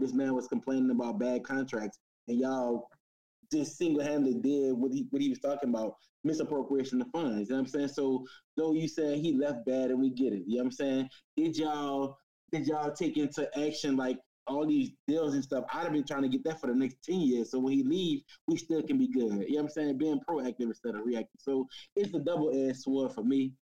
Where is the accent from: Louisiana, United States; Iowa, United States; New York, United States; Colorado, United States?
Louisiana, United States; New Orleans; I'm from New Orleans